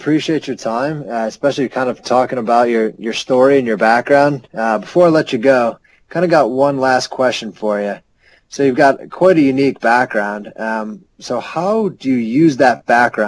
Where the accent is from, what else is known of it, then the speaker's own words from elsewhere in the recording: Buffalo, New York, United States; I'm from Buffalo